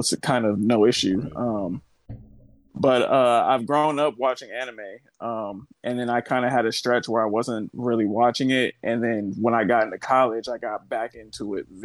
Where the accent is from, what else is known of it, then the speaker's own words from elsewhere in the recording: Oakland, California, United States; now in Los Angeles, United States; I'm from Oakland, California, born and raised. I'm in Los Angeles now.